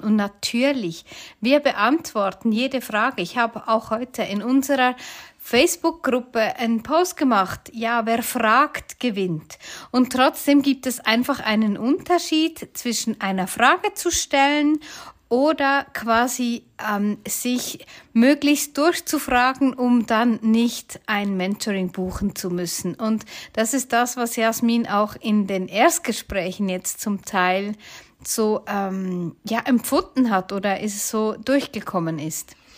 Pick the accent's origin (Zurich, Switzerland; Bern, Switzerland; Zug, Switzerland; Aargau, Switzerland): Bern, Switzerland; accent: Bernese German; wie wir auf Bärendeutsch sagen